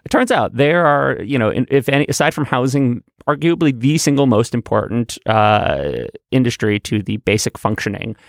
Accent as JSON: {"language": "English", "town": "New York City", "region": "New York", "country": "United States", "tie": "born or raised there", "said": "I grew up in Manhattan"}